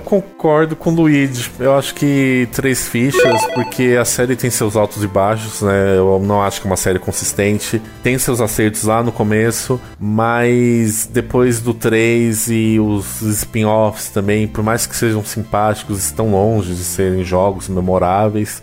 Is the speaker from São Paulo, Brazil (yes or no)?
yes; ABC region, Greater São Paulo, Brazil; eu sou do ABC, né? Eu sou de São Paulo, mas eu sou da região do ABC, que é a grande São Paulo